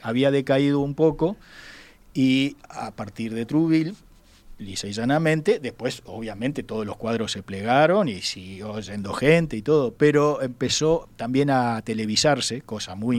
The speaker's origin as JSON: {"language": "Spanish", "country": "Uruguay", "said": "como cualquier uruguayo"}